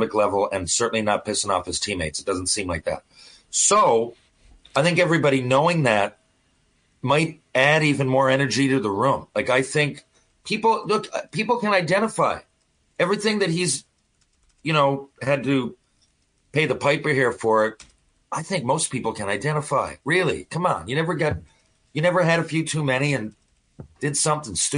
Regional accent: Canada

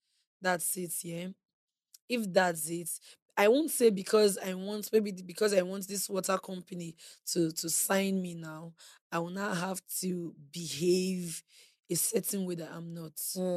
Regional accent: Edo, Nigeria; I grew up in Edo State.

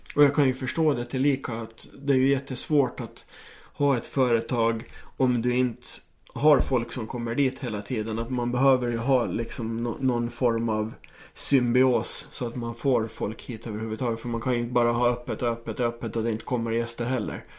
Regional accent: Åland Islands

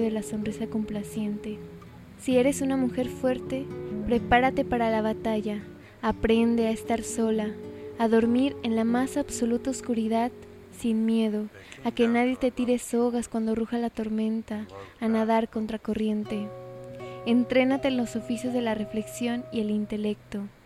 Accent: Mexico; solo soy una mexicana

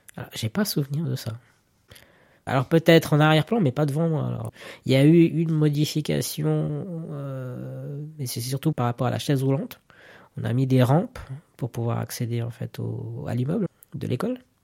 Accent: Zurich, Switzerland; je suis né à Zurich

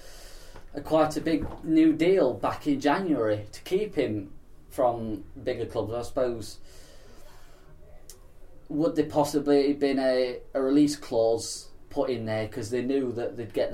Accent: Mansfield, East Midlands, United Kingdom; growing up around Mansfield

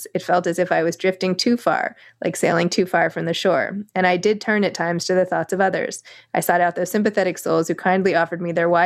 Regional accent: New York, United States; I'm a New Yorker.

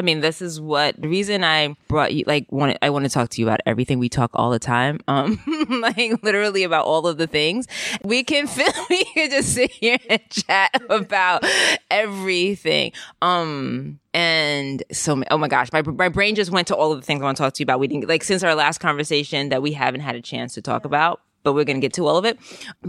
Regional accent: Jamaica; I mean, I knew because I'm Jamaican, but I don't think most people do.

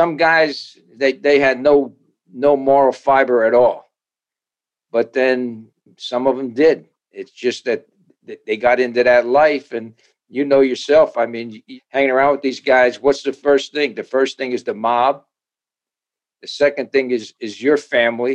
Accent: Paterson, New Jersey, United States; I grew up in Paterson, New Jersey.

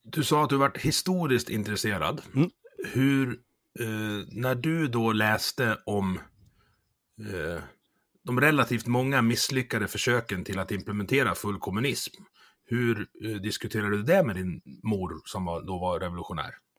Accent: Leksand, Dalarna County, Sweden; jag kommer från Leksand

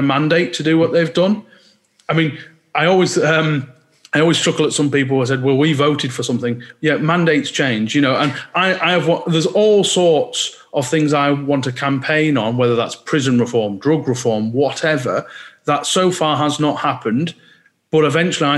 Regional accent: Cumbria, North West England, United Kingdom; now in Lancashire, United Kingdom; I'm from just the other side of the Scottish border when I was born in Cumbria

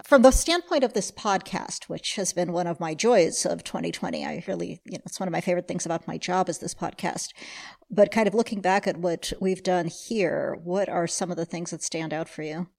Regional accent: United States; really I'm American

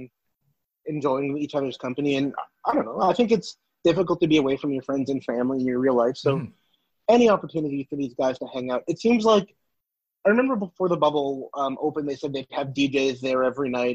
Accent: Toronto, Ontario, Canada; I grew up in Rexdale, surrounded by Punjabi families

